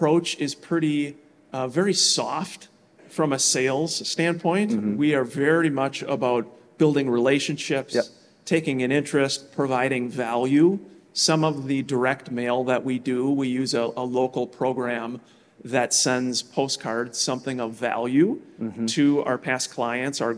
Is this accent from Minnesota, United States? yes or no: yes; Minneapolis, Minnesota, United States; I am from the Twin Cities, Minneapolis, St. Paul